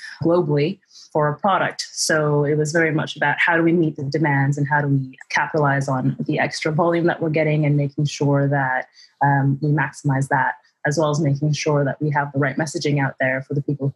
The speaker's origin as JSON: {"language": "English", "country": "Canada", "moved": "as an adult", "lives_now": "London, United Kingdom", "said": "I'm originally from Canada. I moved to London about 6 or 7 years ago now"}